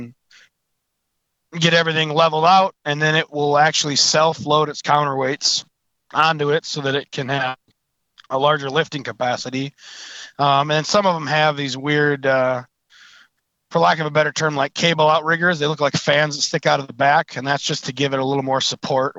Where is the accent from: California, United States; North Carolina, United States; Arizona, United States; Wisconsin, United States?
Wisconsin, United States; moved away as an adult; now in Minnesota, United States; I was born in Wisconsin, raised there